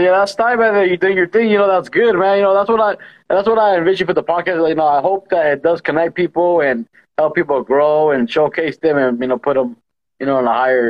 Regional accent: California, United States; We're from Cali, right here in California, born and raised.

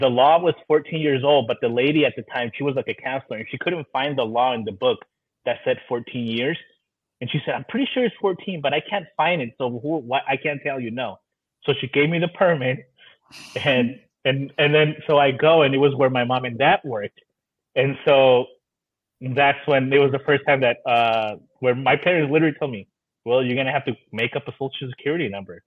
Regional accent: Hayward, California, United States; also born or lived in Pomona, California / San Joaquin Valley, California; I'm as Californian as it gets

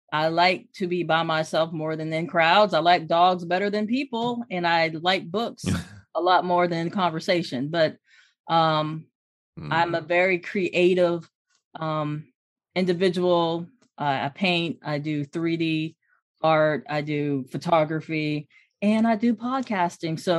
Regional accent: Hampton, Virginia, United States; I'm originally from Hampton, Virginia, VA. So um, I'm

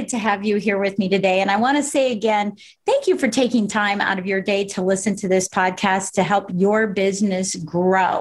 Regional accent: Colorado Springs, Colorado, United States; born or raised there

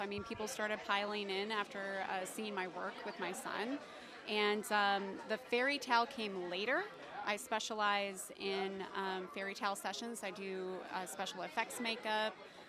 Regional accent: Minnesota, United States; now in Clarksville, United States; I'm originally from Minnesota.

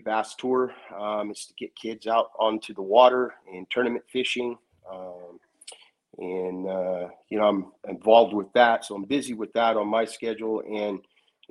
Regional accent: Northern California, United States; I'm from Northern California, up here about maybe an hour south of Sacramento

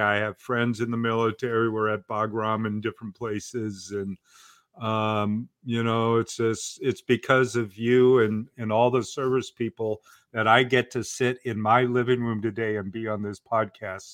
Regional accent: Portland, Oregon, United States; I grew up in Portland, Oregon

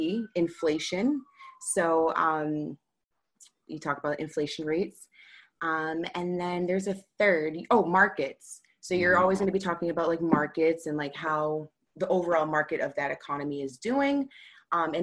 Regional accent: Boston, Massachusetts, United States; I'm from Boston

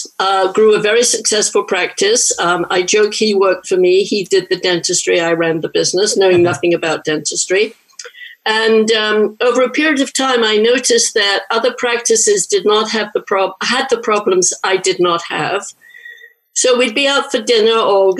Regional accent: England, United Kingdom; moved away as an adult; also born or lived in London / New York / San Francisco; now in San Francisco area, United States; I'm originally from England. I moved from London to New York for, 6 months.

